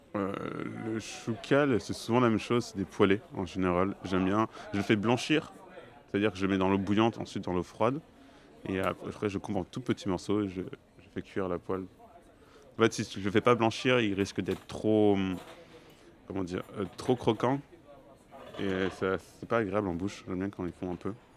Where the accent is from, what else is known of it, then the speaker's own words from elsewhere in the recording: Clermont-Ferrand, Auvergne-Rhône-Alpes, France; j'ai grandi à Clermont-Ferrand